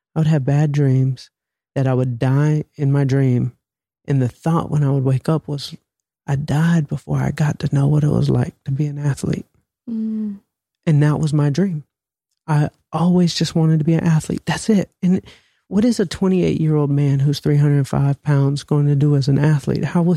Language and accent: English; Atlanta, Georgia, United States; I'm from Atlanta